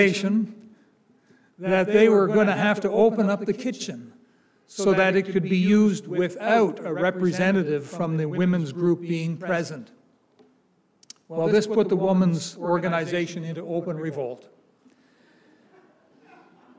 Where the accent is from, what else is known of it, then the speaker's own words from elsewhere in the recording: Canada; It's not the Canada I grew up in. I'm Canadian